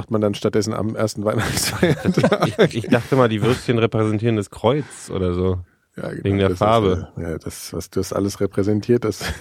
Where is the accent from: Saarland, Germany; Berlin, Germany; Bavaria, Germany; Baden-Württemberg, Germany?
Berlin, Germany; dass man das gar nicht äh, fassen kann, selbst als Berliner.